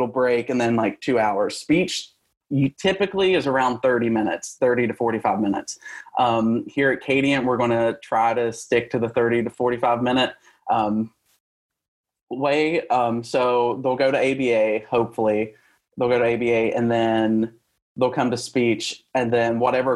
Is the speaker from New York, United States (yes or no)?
no; West Virginia, United States; moved away as an adult; now in Georgia, United States; I come from West Virginia, so it's a very small state